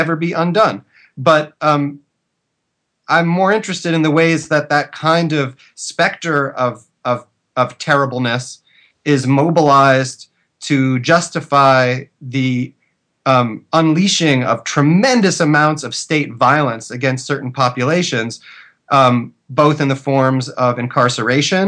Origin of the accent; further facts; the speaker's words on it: United States; as an American citizen